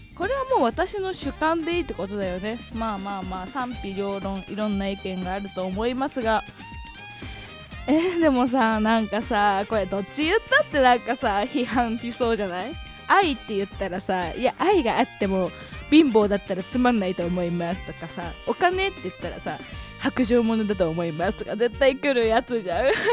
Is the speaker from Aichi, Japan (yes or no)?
no; Hokkaido, Japan; 私の地元北海道